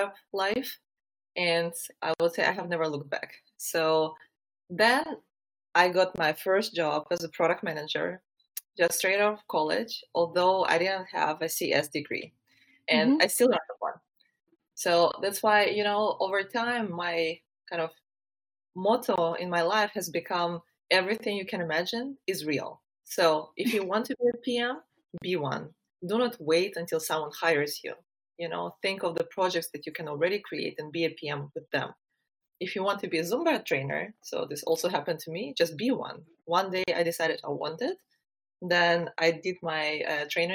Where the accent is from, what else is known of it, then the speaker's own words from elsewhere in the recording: Ukraine; moved away as an adult; also born or lived in Germany; I am originally from Ukraine, where I was born, raised, and spent the first 20 years of my life.